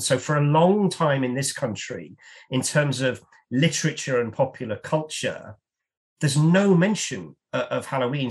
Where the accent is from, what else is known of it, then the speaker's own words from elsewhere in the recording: United Kingdom; as a Brit